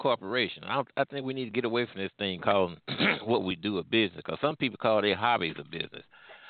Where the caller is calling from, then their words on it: St. Louis, Missouri, United States; I'm calling from the St. Louis area.